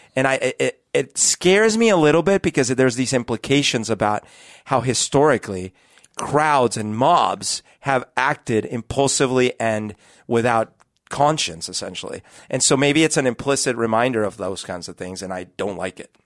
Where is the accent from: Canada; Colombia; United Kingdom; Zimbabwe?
Colombia; moved away; also born or lived in Bogota; growing up in Colombia when I was a kid